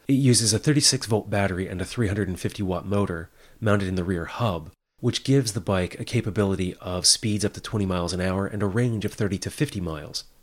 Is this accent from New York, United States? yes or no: no; Hagerstown, Maryland, United States; my hometown of Hagerstown